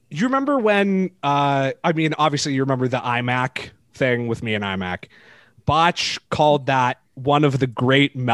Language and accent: English; Toronto, Ontario, Canada; But like everybody just hates me because I'm from Toronto.